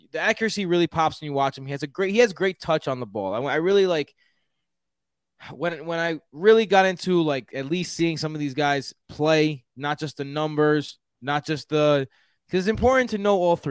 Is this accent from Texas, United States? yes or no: yes; Houston, Texas, United States; accent: Houston; All right. I'm from Houston. This is my Houston accent.